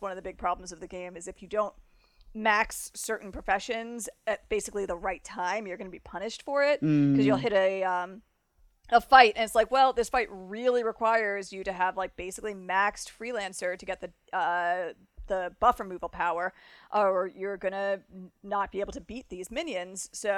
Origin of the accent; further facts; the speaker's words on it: Florida, United States; accent: South Florida; now in Chicago, United States; So, but whenever I go down, my accent kind of comes up. I'm here in Chicago now, and people are like, "Where are you from?"